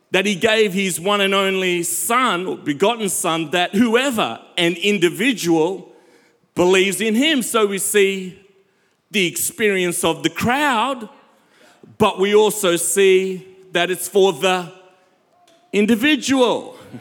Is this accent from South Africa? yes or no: yes; South Africa; I'm from South Africa